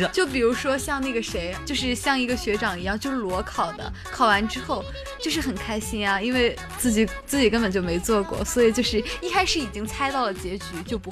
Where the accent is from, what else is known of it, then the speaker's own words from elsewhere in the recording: China; 作为一个中国人